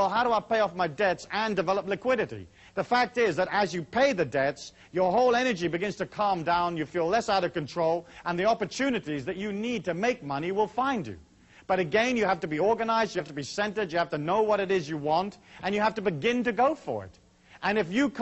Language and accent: English; Taos, New Mexico, United States; my hometown of Taos